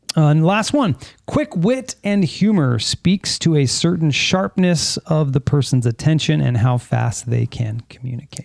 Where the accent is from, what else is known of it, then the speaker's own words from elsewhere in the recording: San Fernando Valley, California, United States; I grew up in the San Fernando Valley